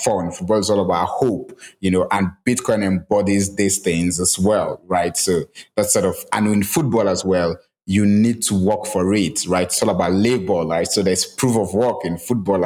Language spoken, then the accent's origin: English; Nigeria; as a Nigerian